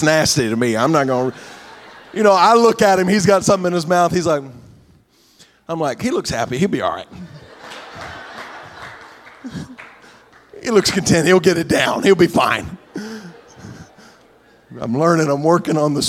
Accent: Morgan County, Ohio, United States; also born or lived in McConnelsville, Ohio; I'm from Moco

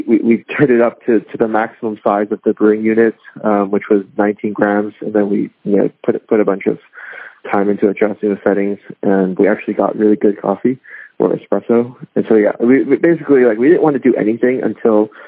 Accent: Hong Kong; moved away; my neighbor in Hong Kong when I was growing up in Hong Kong

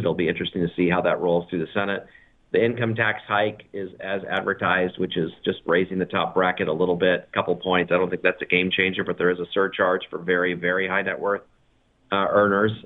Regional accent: United States

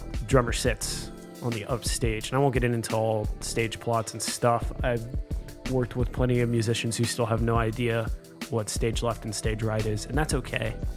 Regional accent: South Carolina, United States; now in Nashville, United States; I grew up in South Carolina playing drums for local bands

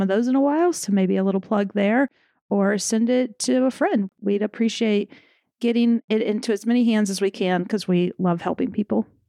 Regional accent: the South, United States; I'm from the South

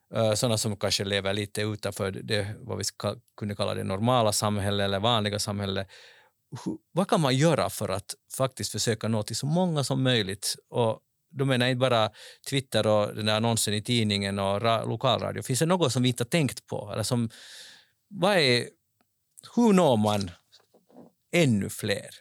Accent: Finland; som finländare

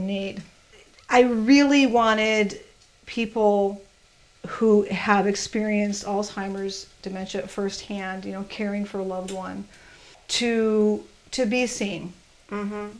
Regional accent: Chicago, Illinois, United States; I'm from Chicago

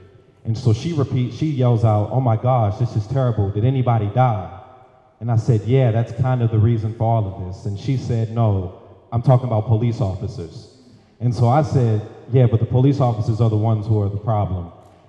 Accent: Baltimore, Maryland, United States; I'm from Baltimore, Maryland.

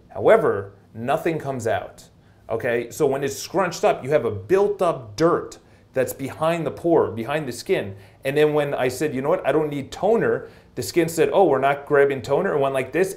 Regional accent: New York, United States; accent: New York; my New York accent

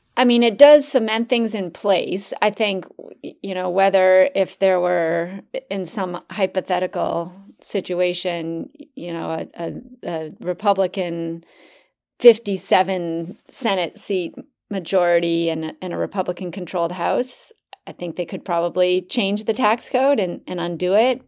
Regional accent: Minnesota, United States; I grew up in Minnesota, um, the land of ten thousand lakes

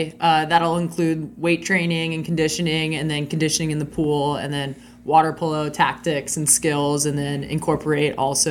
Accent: Newport Beach, California, United States; I grew up in Newport Beach, California, which is a hotbed for water polo.

